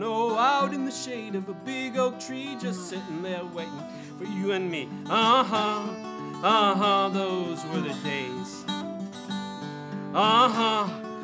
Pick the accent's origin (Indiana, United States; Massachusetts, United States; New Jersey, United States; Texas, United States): Indiana, United States; Rolling Prairie; now in North Carolina, United States; I come from Rolling Prairie, Indiana, where you can have as many broken down cars in your yard as you want. I was raised in a family where we had several broken down cars